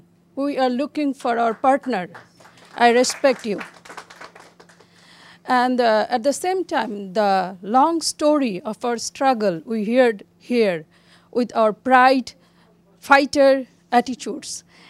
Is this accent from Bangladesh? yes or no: yes; Bangladesh; I'm a journalist from Bangladesh.